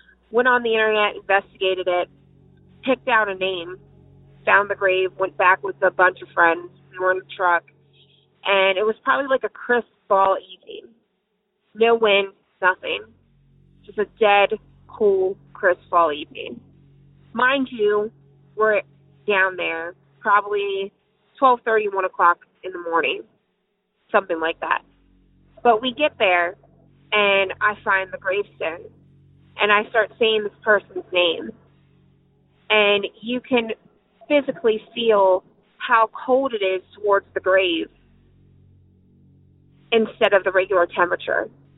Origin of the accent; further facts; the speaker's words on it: Mount Airy, Maryland, United States; I grew up back in Maryland. I grew up in a small town called Mount Airy between the Route 70, between Frederick and Baltimore, probably 45 minutes from Baltimore and 35 minutes from Frederick.